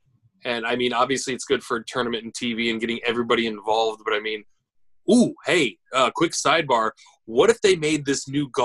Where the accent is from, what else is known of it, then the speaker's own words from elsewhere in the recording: United States; I can vouch for me as an American.